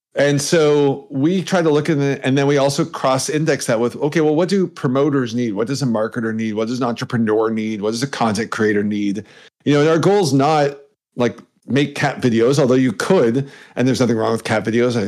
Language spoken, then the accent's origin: English; Canada; I'm Canadian